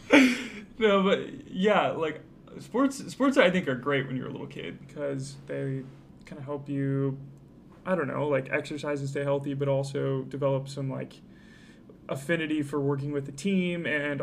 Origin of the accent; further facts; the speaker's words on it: Logan, United States; born there; also born or lived in Michigan / Vancouver, Canada / Illinois; I was born in Logan, and then we moved when I was, like, 3 months old to Michigan.